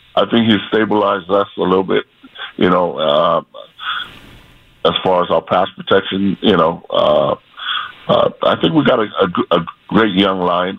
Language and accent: English; Hawaii, United States; I'm from Hawaii